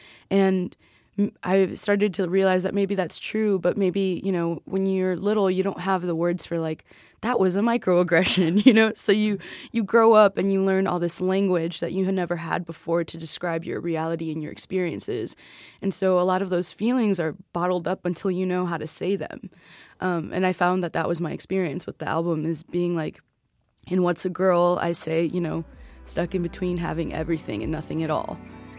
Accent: Chicago, Illinois, United States; We're from Chicago, we're here.

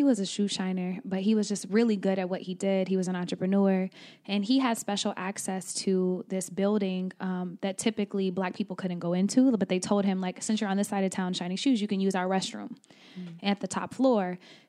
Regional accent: Oklahoma, United States; moved away; I'm from Oklahoma.

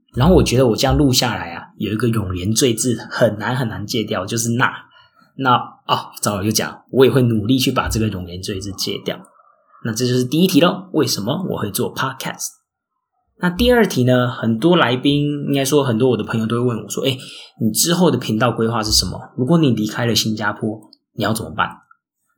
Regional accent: Taiwan; moved away as an adult; now in Singapore; 像我台湾人

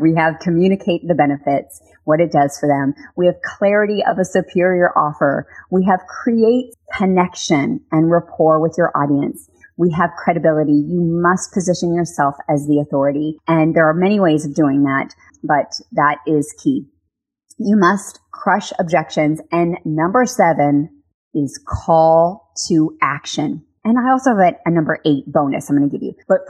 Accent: Texas, United States; I'm going to do my Texas accent. You guys know I'm from Texas.

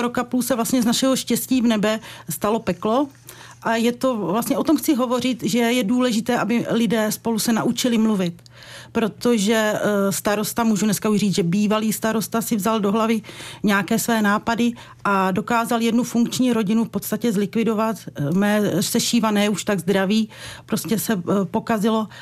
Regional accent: Podbřezí, Hradec Králové Region, Czechia; v mým rodišti v Podbřezí

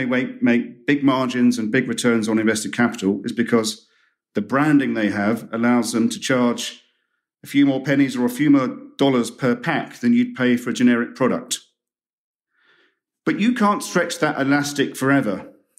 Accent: United Kingdom; And I'm not just saying that as a Brit who's...

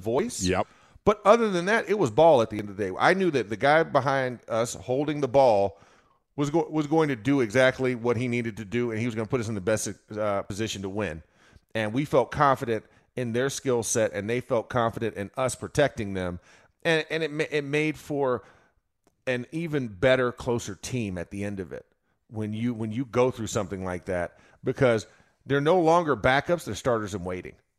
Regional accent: Florida, United States; I'm from Florida

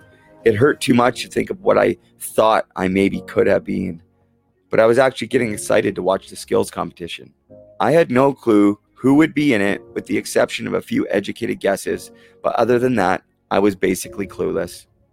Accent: Canada; Growing up as a Canadian boy

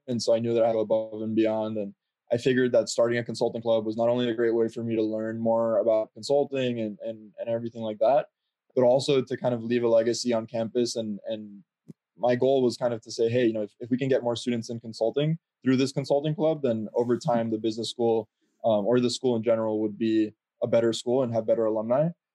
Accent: Miami, Florida, United States; moved away; I'm originally from Miami

